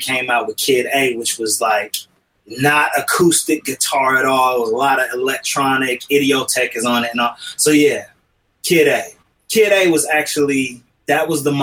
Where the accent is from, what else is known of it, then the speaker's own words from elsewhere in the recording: Kankakee, Illinois, United States; now in California, United States; I was born in the Midwest, 60901, Kankakee, Illinois